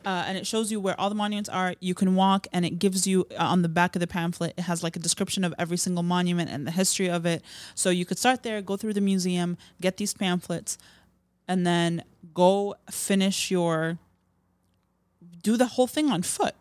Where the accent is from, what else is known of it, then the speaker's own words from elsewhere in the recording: Chicago, Illinois, United States; I'm from Chicago